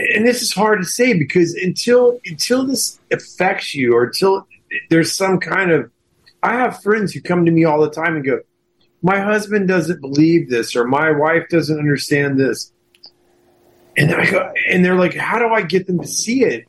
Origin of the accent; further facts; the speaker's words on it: Houston, Texas, United States; moved away; also born or lived in Hollywood; when I grew up in Houston.